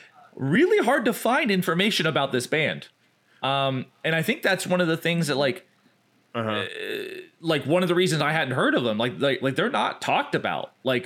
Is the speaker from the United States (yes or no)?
yes; Georgia, United States; also born or lived in Atlanta; I lived in Atlanta for a time, and I'm like Jeff said, I'm from Georgia.